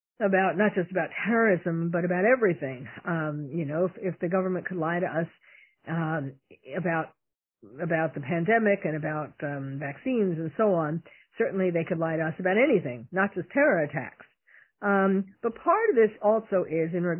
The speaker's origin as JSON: {"language": "English", "town": "New York City", "region": "New York", "country": "United States", "tie": "born or raised there", "said": "I was born and bred in New York City"}